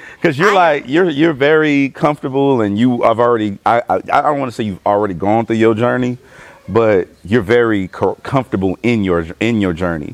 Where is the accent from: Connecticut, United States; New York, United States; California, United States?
California, United States; Los Angeles; I'm from the East Side in L.A.